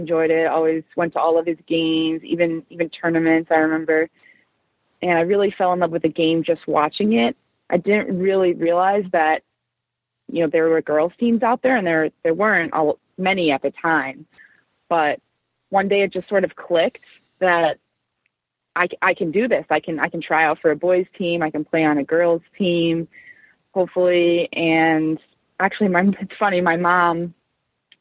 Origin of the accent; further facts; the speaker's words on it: Westfield, New Jersey, United States; also born or lived in Providence, Rhode Island; I grew up in Westfield, New Jersey, actually not too far from the Riveters home rink in Newark